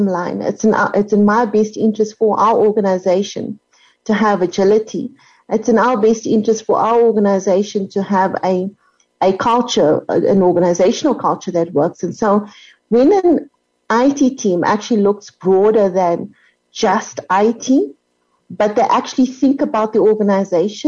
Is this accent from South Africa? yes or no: yes; South Africa; I'm South African